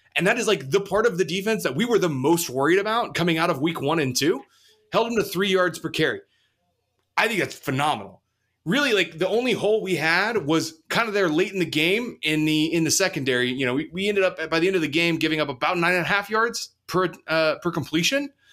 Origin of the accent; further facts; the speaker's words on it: south of Dallas, Texas, United States; moved away; right down the street from my hometown in, in, in, uh, south of Dallas